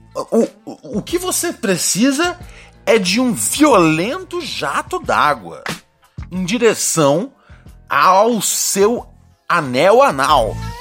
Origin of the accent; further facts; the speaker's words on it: Brazil; a gente é brasileiro